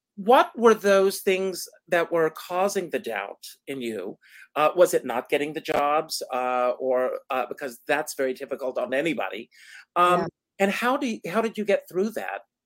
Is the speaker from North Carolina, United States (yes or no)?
no; South Carolina, United States; moved away as an adult; I grew up on a tobacco farm in South Carolina